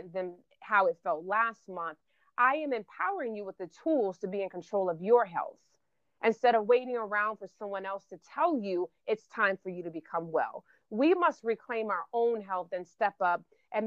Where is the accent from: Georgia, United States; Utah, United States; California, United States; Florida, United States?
Florida, United States; I'm from Florida